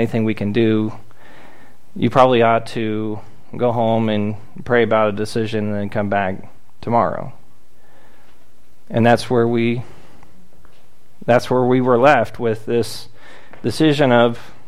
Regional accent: South Florida, United States; I grew up in South Florida.

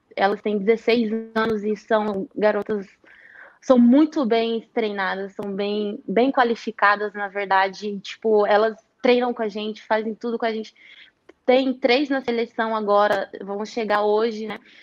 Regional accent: Varginha, Minas Gerais, Brazil; moved away; also born or lived in Rio de Janeiro; eu estava em Varginha, né, na quarentena, fiquei em casa

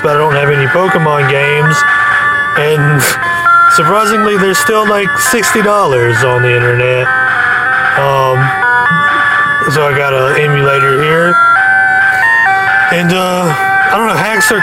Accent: United States; I'm American.

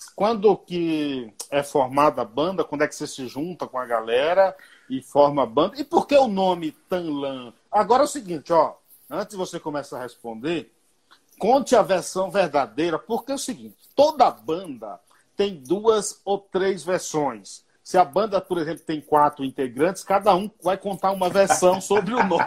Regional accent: interior of Bahia, Brazil; now in São Paulo, Brazil; E o sotaque, cara, é totalmente diferente da gente que é do interior da Bahia

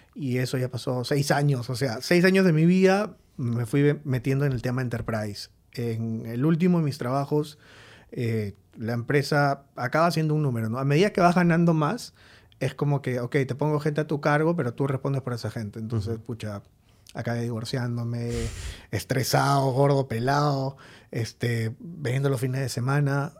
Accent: Lima, Peru; also born or lived in Trujillo; decidí venirme a Lima porque soy de Lima, mis papás estaban acá

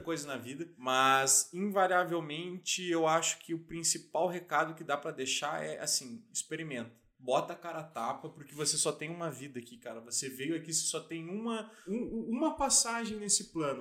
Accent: Lages, Santa Catarina, Brazil; moved away; Na minha cidade natal, Lages, cara, a, a minha casa fica num bairro.

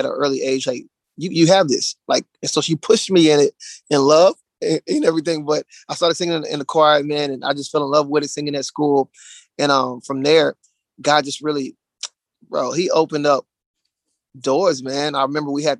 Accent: Dallas, Texas, United States; moved away as an adult; now in Charlotte, United States; We're from Dallas, Texas. So we just moved to Charlotte, North Carolina like a month ago

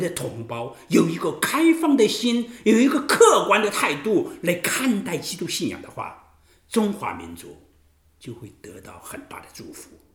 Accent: China; 我们中国人有道教

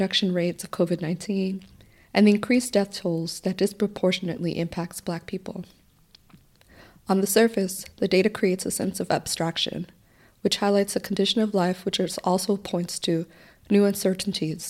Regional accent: Miami, Florida, United States; I was born and raised in Little Haiti, a neighborhood situated 15 minutes north of downtown Miami

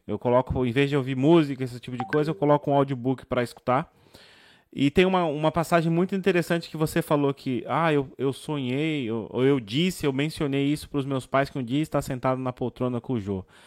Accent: São Paulo, Brazil; moved away as an adult; also born or lived in Rio Claro, São Paulo; now in Portugal; sou de São Paulo, São Paulo, mas nos últimos anos eu, eu vivi quatro anos em Rio Claro, interior de São Paulo

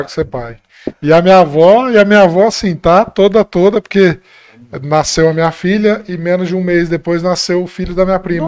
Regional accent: Monte Azul Paulista, São Paulo, Brazil; now in Bebedouro, Brazil; sou de Monte Azul

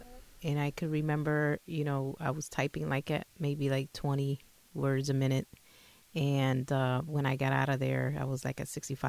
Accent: Hartford, Connecticut, United States; I grew up in Hartford.

